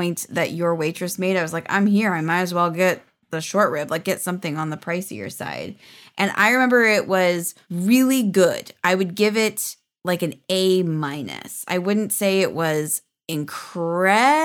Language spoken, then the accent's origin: English; Pacific Northwest, United States; I grew up in the Pacific Northwest